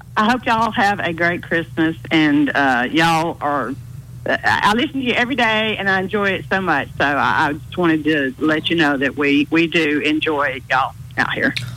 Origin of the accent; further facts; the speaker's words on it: Hueytown, Alabama, United States; I grew up in Hueytown